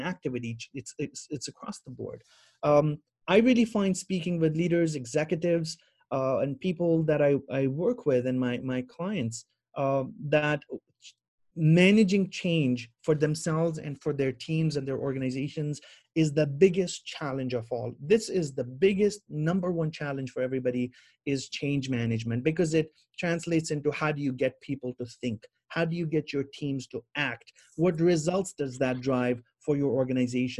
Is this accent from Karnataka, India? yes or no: no; Jammu and Kashmir, India; also born or lived in Middle East / Bahrain; now in Toronto, Canada; those years growing up in Kashmir